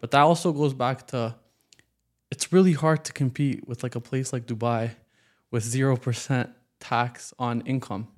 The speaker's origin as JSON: {"language": "English", "town": "Waterloo", "region": "Ontario", "country": "Canada", "said": "I'm from Waterloo"}